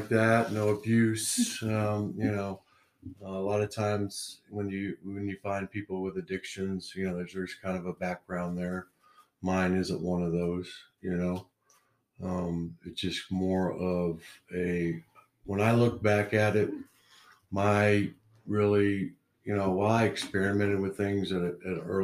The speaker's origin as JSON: {"language": "English", "region": "Oklahoma", "country": "United States", "tie": "born or raised there", "also_born_or_lived": "New York / North Carolina", "moved": "as an adult", "lives_now": "Utah, United States", "said": "I grew up in Oklahoma"}